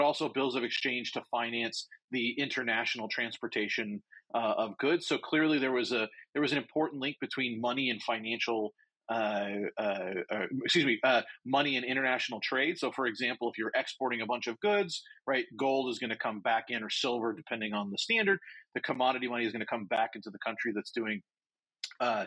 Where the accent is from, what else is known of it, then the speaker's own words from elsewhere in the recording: United States; I say this as an American